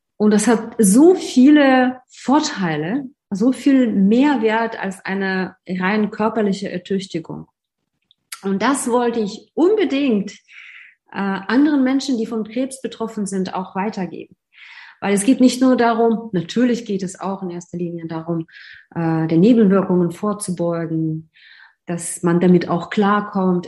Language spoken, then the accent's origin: German; Russia; moved away as an adult; also born or lived in Moscow; now in Germany; Ich komme ursprünglich aus Russland